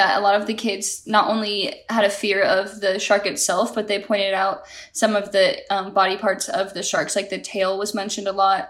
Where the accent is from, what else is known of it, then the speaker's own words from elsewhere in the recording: Arizona, United States; Well, growing up in Arizona